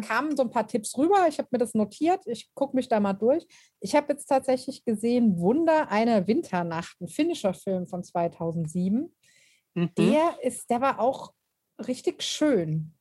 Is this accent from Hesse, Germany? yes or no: yes; near Frankfurt, Hesse, Germany; ich komme ja aus Hessen und Frankfurt ist nicht weit